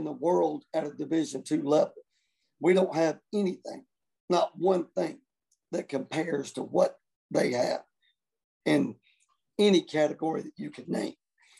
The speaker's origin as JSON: {"language": "English", "town": "Newberry", "region": "South Carolina", "country": "United States", "said": "that nobody knows where Newberry even, where we're from."}